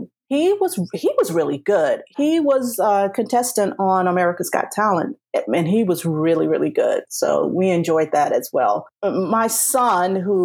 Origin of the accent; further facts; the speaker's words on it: South Carolina, United States; moved away; I'm a Southern girl. I'm originally from South Carolina